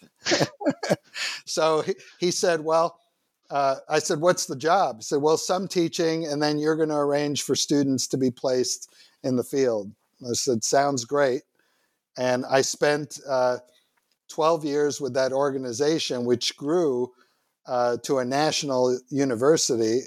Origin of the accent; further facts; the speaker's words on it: New York City, New York, United States; born and raised in New York City